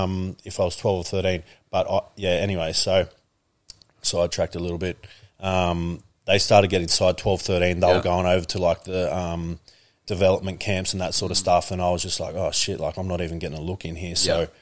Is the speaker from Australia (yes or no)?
yes; Canberra, Australian Capital Territory, Australia; I'm originally from Canberra.